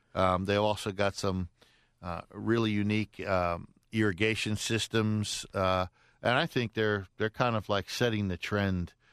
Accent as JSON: {"language": "English", "town": "Lafayette", "region": "Louisiana", "country": "United States", "tie": "born or raised there", "moved": "yes", "lives_now": "Atlanta, United States", "said": "from my hometown of uh, Lafayette, Louisiana"}